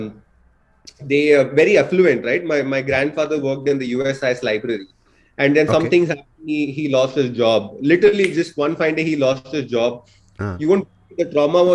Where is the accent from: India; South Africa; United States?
India; Mumbai, Maharashtra; also born or lived in Saudi Arabia; I spent my initial years of growing in Saudi Arabia, and then my parents passed back to Bombay, my hometown